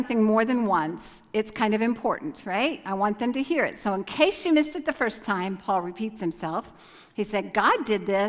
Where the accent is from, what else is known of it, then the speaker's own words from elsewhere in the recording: United States; moved away as an adult; they know I'm American just from looking at me